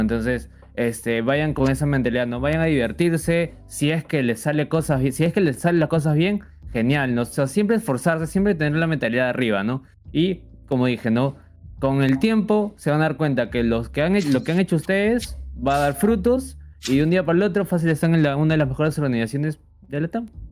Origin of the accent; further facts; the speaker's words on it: Peru; soy de Perú